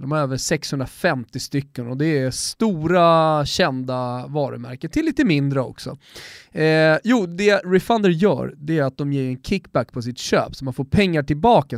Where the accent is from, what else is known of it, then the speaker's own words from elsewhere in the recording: Sweden; som svensk